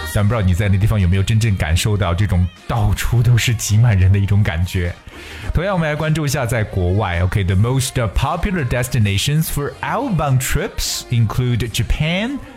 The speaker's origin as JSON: {"language": "Chinese", "country": "China", "said": "我们中国人呢"}